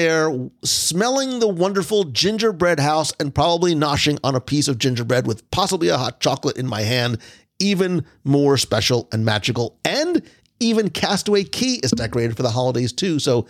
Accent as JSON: {"language": "English", "region": "New Jersey", "country": "United States", "moved": "yes", "said": "Listen, I came from New Jersey. I've experienced winters. I've shoveled my fair share."}